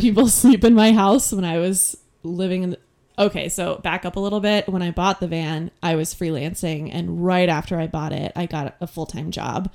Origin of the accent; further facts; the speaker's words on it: Connecticut, United States; moved away as an adult; also born or lived in California / New York; now in Portland, United States; I grew up mostly in Connecticut